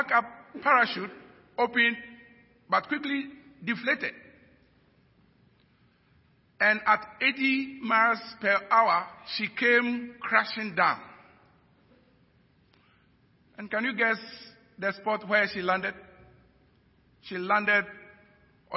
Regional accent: Ghana

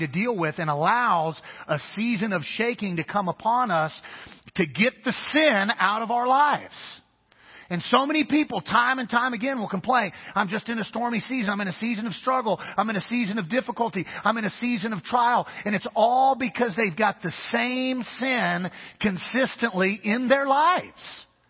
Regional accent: Kansas, United States; I'm from the Midwest. So grew up in an area of the country called Tornado Alley.

